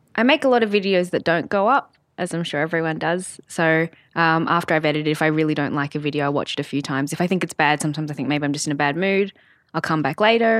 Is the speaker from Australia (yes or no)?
yes; Sydney, New South Wales, Australia; I grew up in Sydney with my family